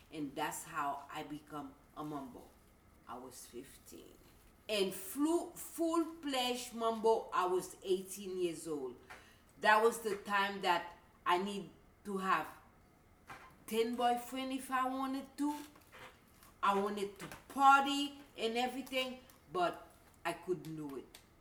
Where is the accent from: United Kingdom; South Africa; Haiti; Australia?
Haiti; I was born in Haiti